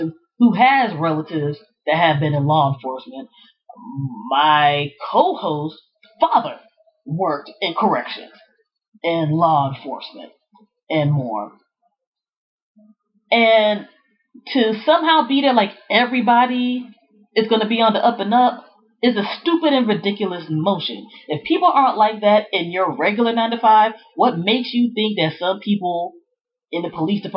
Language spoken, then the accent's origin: English; Prince George's County, Maryland, United States; Growing up in the Prince George's County, Maryland area, back in the 80s and 90s